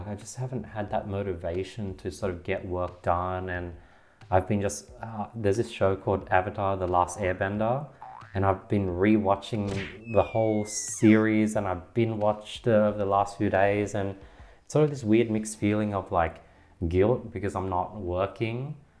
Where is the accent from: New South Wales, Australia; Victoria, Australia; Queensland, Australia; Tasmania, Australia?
New South Wales, Australia; Sydney; Sydney, Australia.